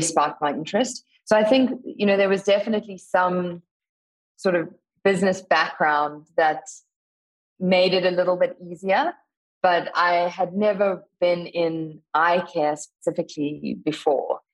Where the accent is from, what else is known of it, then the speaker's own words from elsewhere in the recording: South Africa; So I grew up in South Africa, as you said in the intro, born to a uh, family of wildlife photographers